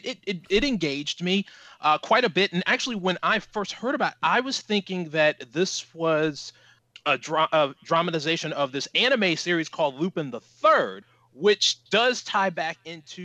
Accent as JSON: {"language": "English", "country": "United States", "said": "as an American"}